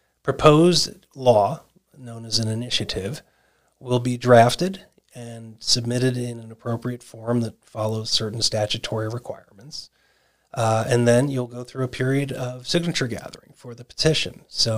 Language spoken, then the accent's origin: English; Arizona, United States; And in these lucky 24 states, of which my home state of Arizona is one